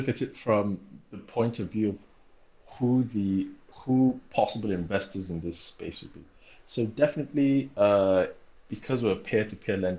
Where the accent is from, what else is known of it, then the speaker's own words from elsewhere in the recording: Lagos, Nigeria; also born or lived in Delta State, Nigeria / New York City, United States; I grew up in Lagos, Nigeria